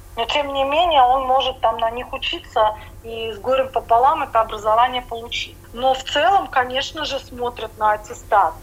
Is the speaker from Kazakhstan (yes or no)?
no; Riga, Latvia; moved away as an adult; also born or lived in Jurmala, Latvia; now in Vienna, Austria; Я тоскую по своим людям рижским.